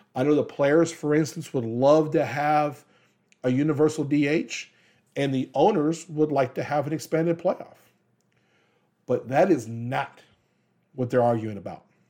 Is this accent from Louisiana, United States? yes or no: yes; Louisiana, United States; moved away; also born or lived in Kansas; I'm from Louisiana, and I am a diehard L S U guy